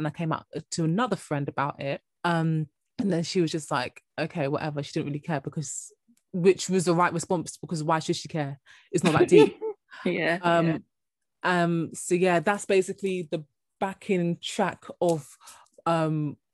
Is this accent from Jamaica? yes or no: yes; Jamaica; I'm Jamaican